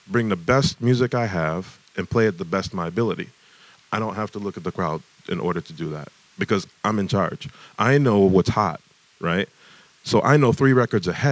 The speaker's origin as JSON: {"language": "English", "town": "Detroit", "region": "Michigan", "country": "United States", "tie": "born or raised there", "said": "growing up in Detroit"}